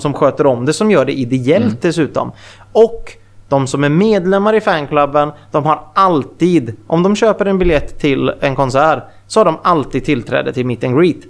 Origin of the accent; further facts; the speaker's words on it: Mariestad, Västra Götaland, Sweden; moved away; also born or lived in Gothenburg; i Mariestad där jag kommer ifrån från, från början